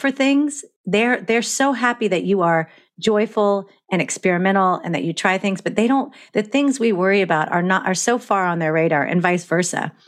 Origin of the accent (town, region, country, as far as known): Florida, United States